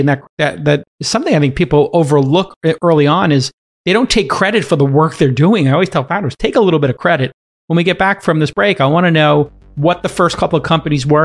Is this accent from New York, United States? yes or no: yes; New York, United States; in New York, my hometown.